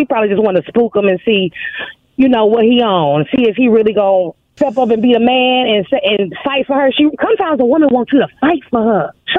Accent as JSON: {"language": "English", "town": "Chicago", "region": "Illinois", "country": "United States", "said": "I'm from Chicago"}